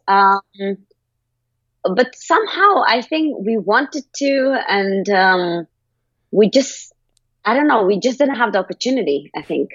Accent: Kabul, Afghanistan; I'm actually from Afghanistan. I was born in Kabul in 93.

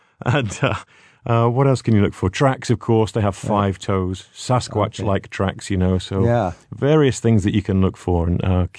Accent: United Kingdom; You know, I'm from Britain, so we used to have bears, brown bears, same as our grizzly bears, until about 1,000 years ago.

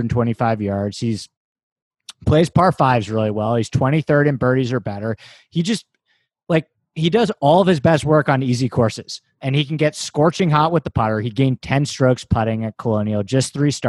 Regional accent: New York City, New York, United States; moved away as an adult; now in Los Angeles, United States; I grew up in New York in Manhattan

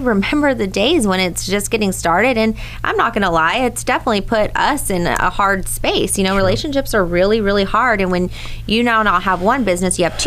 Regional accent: Hollister, California, United States; I'm from Hollister

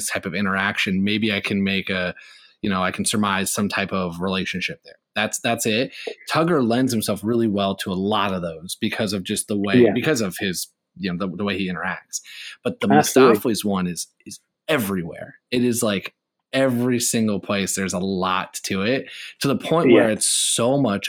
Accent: Indiana, United States; I'm from Indiana

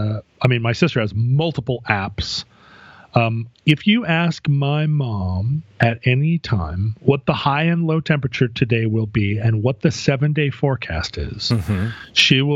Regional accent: Anchorage, Alaska, United States; moved away; growing up in Anchorage, it was a thing, I guess, that you did because the weather could kill you. Mm-hmm. But we haven't lived in Anchorage as a family for a long time.

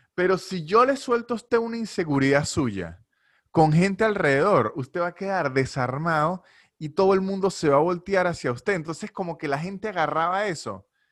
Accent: Venezuela; now in Buenos Aires, Argentina; el caso venezolano, que es el que puedo hablar porque es el de nosotros

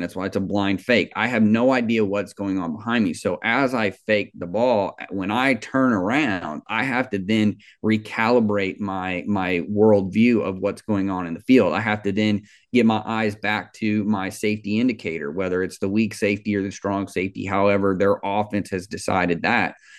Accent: Kansas City, Missouri, United States; I grew up in Kansas City

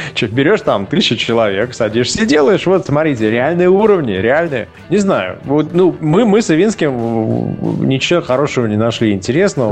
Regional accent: Russia; Я из России

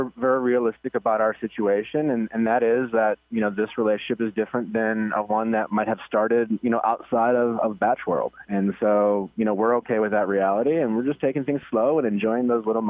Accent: Milwaukee, Wisconsin, United States; moved away; We went back home to Milwaukee last week, my hometown

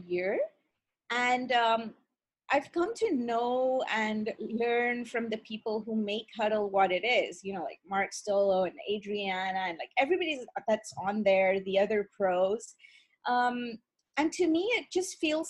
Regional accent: India; moved away as an adult; also born or lived in Russia / England; now in Ontario, Canada; I was born and brought up in India

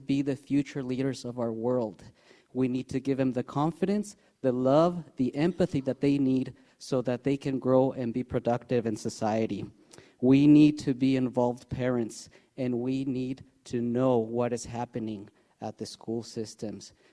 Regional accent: Mexico City, Mexico; moved away as an adult; now in Ferndale, United States; I was born and raised in Mexico City. Due to crime, I had to come to the United States.

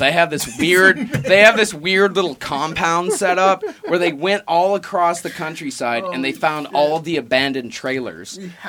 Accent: Texas, United States; There was a guy in Texas, my home state. Love you, Texas.

